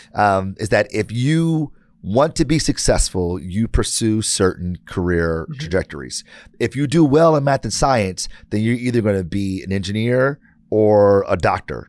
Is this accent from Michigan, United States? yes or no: yes; Detroit, Michigan, United States; I'm born and raised in Detroit